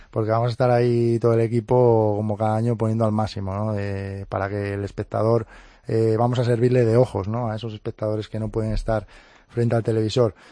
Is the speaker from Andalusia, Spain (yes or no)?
no; Cangas, Asturias, Spain; en mi cangas natal, en mi pueblo, allí en Asturias